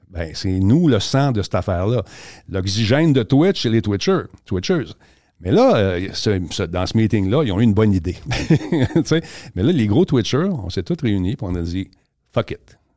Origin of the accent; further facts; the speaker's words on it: Quebec, Canada; On fait ça, les Québécois.